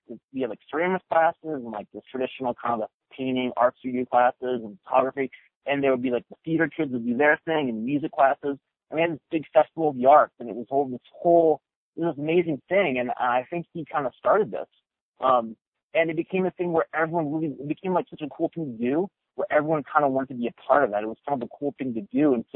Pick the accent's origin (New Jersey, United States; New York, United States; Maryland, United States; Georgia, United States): Maryland, United States; the state where I grew up in Maryland